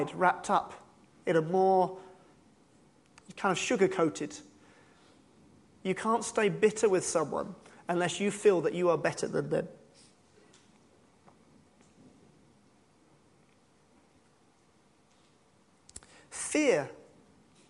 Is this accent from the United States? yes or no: no; United Kingdom; we're British and we're very humble